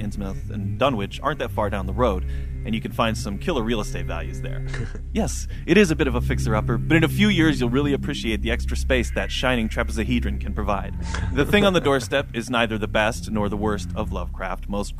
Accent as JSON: {"language": "English", "country": "United States", "said": "I'm an American."}